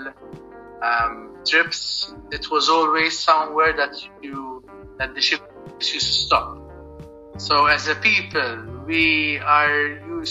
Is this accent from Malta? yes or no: yes; Malta; I'm from Malta.